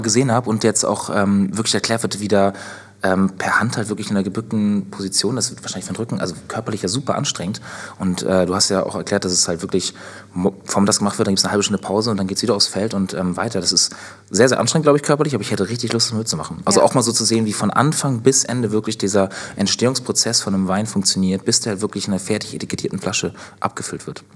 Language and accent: German; Northern Germany, Germany; moved away as an adult; ich ziehe jetzt ja wieder in Norden in meine Heimat